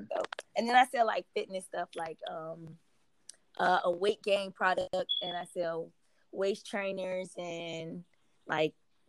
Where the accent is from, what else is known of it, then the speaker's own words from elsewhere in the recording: Norfolk, Virginia, United States; now in Atlanta, United States; Norfolk, Virginia.